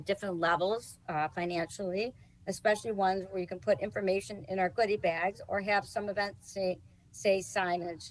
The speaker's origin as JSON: {"language": "English", "town": "Cleveland", "region": "Ohio", "country": "United States", "moved": "yes", "lives_now": "Southern Florida, United States", "said": "I was originally from Cleveland, Ohio, and my parents founded the Ohio chapter"}